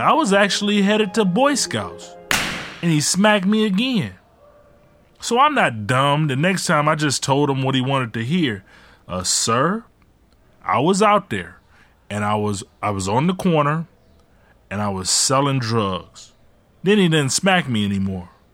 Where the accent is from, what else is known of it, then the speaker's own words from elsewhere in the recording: Ecorse, Michigan, United States; also born or lived in Detroit, Michigan; we moved from Detroit to Ecorse